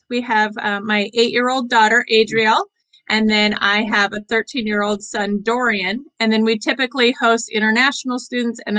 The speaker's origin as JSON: {"language": "English", "town": "Boise", "region": "Idaho", "country": "United States", "tie": "born or raised there", "also_born_or_lived": "Portland, Oregon", "said": "Uh, Idaho was where I was born, and I was raised between both Boise and Portland."}